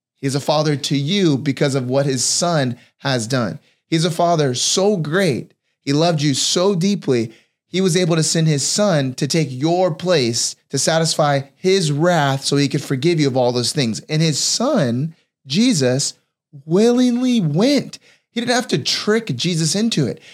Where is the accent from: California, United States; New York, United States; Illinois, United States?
California, United States; I grew up in California